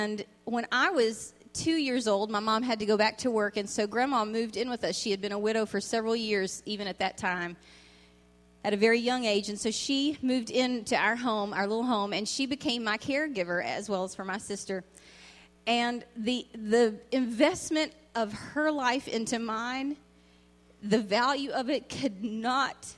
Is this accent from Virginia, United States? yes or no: yes; Virginia, United States; Virginia, where I was raised